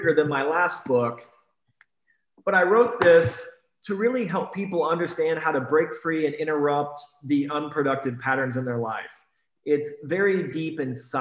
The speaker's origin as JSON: {"language": "English", "region": "Iowa", "country": "United States", "tie": "born or raised there", "moved": "yes", "lives_now": "Texas, United States", "said": "I was raised in Iowa, and I remember when I was 8, 9, 10 years old, taking shovels and shoveling people's walks"}